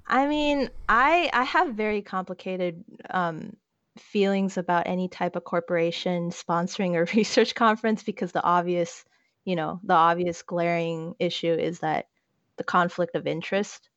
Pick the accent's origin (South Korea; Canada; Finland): South Korea; now in United States; I am Korean American, but I don't really claim the American part because my entire family is still back in the homeland while I'm here and waiting to finish up my studies